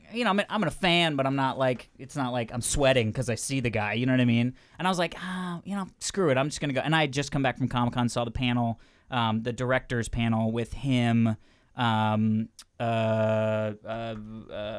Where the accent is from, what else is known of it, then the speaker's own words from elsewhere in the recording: Virginia, United States; I grew up in Virginia.